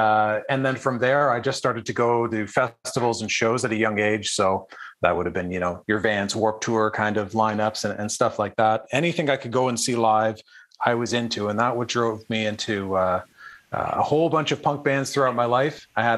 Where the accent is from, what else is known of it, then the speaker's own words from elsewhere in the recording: Ottawa, Ontario, Canada; for me growing up, I grew up in Ottawa